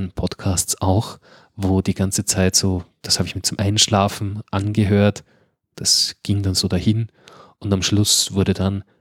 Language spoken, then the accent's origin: German; Upper Austria, Austria; Äh, ich bin, ein Oberösterreicher, äh, ein Zurkreister.